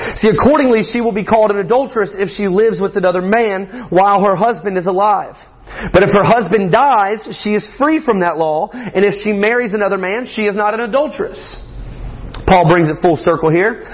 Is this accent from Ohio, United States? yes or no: no; Morgan County, Georgia, United States; I am from Morgan County, just Morgan County, Georgia